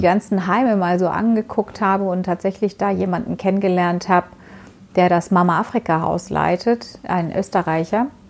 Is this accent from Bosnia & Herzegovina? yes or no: no; Baku, Azerbaijan; moved away; in meiner Heimat. Ähm, Mhm. Äh, weil ich, du weißt ja, ich komme aus der Ecke